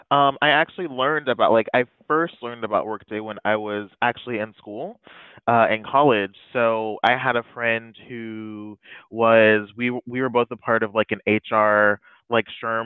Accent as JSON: {"language": "English", "region": "Florida", "country": "United States", "lives_now": "Orlando, United States", "said": "Yeah, so I do live in the Orlando area. I am originally from Northern Florida"}